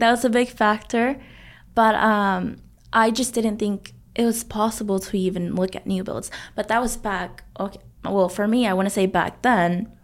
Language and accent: English; Arlington, Texas, United States; We grew up in Arlington